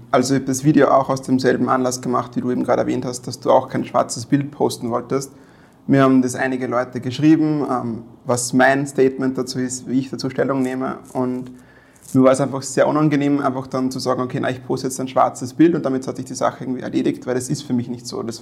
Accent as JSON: {"language": "German", "town": "Weizenkirchen", "region": "Upper Austria", "country": "Austria", "tie": "born or raised there", "said": "ich bin in Weizenkirchen aufgewachsen. Meine Mutter kommt von dort."}